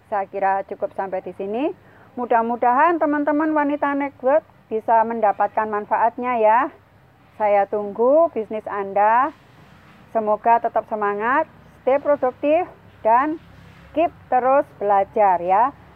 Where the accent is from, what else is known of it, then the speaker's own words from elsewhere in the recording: Sidoarjo, East Java, Indonesia; Karena saya tinggal di Sidoarjo, saya lahir di Sidoarjo